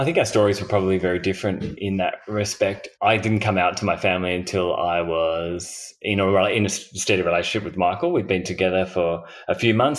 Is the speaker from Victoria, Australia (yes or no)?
no; Hobart, Tasmania, Australia; I grew up in Tassie